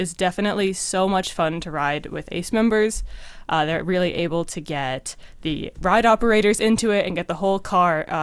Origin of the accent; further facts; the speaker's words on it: Cranford, New Jersey, United States; also born or lived in Evanston, Illinois; I'm from Cranford, New Jersey, which is about 20 miles outside of New York City